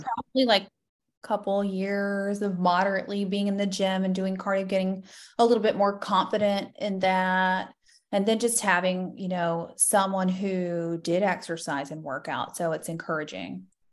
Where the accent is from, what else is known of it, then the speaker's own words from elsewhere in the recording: Florida, United States; I am born and raised in Florida, so an O G Florida girl